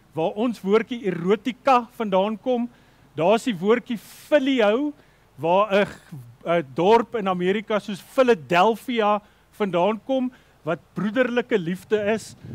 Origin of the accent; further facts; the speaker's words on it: South Africa; as Afrikaners